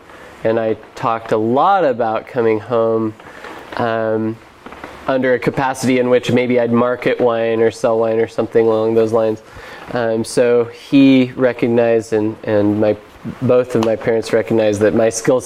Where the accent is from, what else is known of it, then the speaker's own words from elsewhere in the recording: Elkton, Oregon, United States; I grew up in Elkton. Elkton is a very small town, rural community in Oregon.